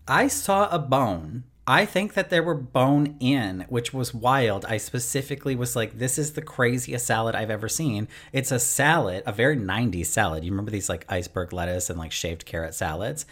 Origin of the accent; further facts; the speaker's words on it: Canada; obviously I'm Canadian